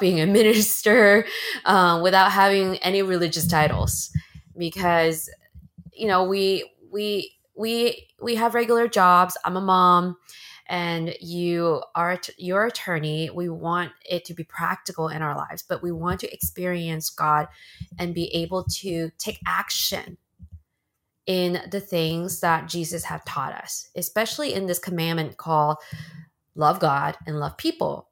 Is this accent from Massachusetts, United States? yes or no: no; Bay Area, Northern California, United States; moved away as an adult; also born or lived in China; now in Los Angeles, United States; After I immigrated from China to the States, I lived in the Bay Area in Northern California for a long time. That's where I, I then grew up and went to school